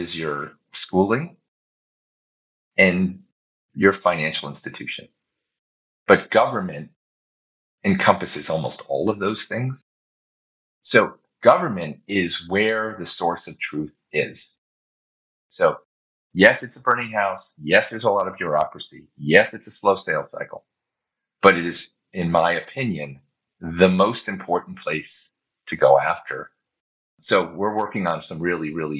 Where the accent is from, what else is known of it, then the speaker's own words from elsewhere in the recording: United States; As an American